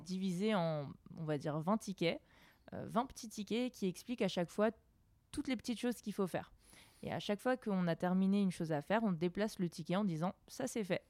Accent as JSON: {"language": "French", "area": "Alsace", "region": "Grand Est", "country": "France", "also_born_or_lived": "Lyon", "moved": "as an adult", "said": "jeune Alsacienne euh, qui a quitté sa ville pour aller étudier à Lyon."}